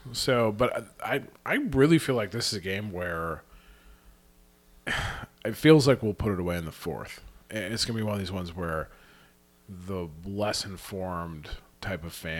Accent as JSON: {"language": "English", "region": "Montana", "country": "United States", "tie": "born or raised there", "said": "that's like growing up in Montana."}